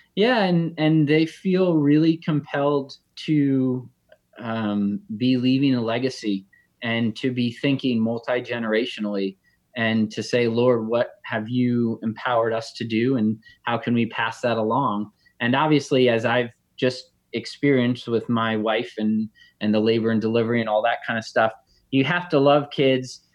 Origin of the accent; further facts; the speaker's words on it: Connecticut, United States; I grew up in Connecticut